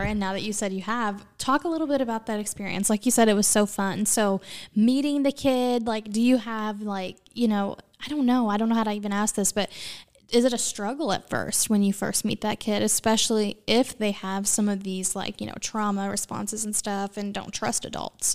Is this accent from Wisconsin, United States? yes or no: no; Southern Illinois, United States; I grew up in Southern Illinois